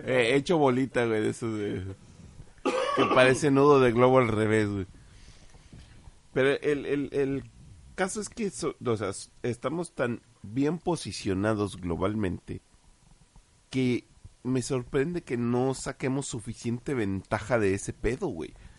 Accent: Mexico; como mexicanos

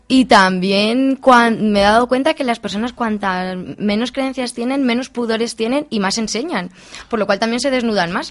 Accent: Albacete province, Castilla-La Mancha, Spain; cómo que al secarral de mi pueblo

